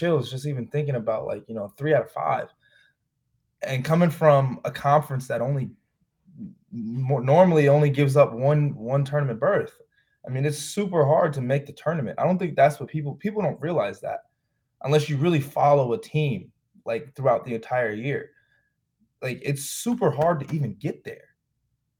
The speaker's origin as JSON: {"language": "English", "town": "Chicago", "region": "Illinois", "country": "United States", "tie": "born or raised there", "said": "I'm from Chicago. Like, I grew up out south, but then I moved up north and live in Rogers Park."}